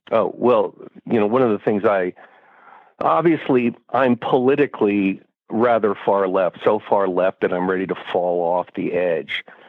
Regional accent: Bay Area, California, United States; as a young man growing up in the Bay Area

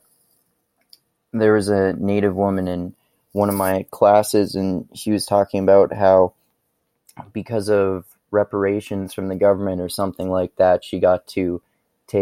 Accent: Fort McMurray, Alberta, Canada; I am basically from Fort McMurray, Alberta, Canada

